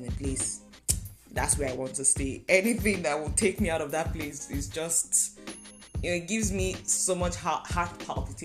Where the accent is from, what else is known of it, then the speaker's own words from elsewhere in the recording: Nigeria; moved away as an adult; now in Canada; Last year, last November, I moved from Nigeria to Canada for school